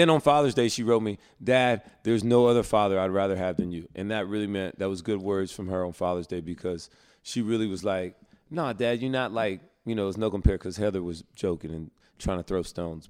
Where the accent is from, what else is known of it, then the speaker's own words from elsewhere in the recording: North Carolina, United States; we're from North Carolina